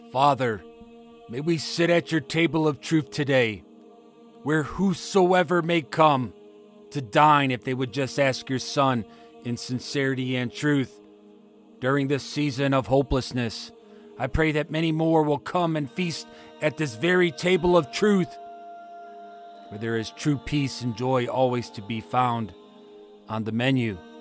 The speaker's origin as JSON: {"language": "English", "region": "Ohio", "country": "United States", "tie": "born or raised there", "said": "my home state of Ohio"}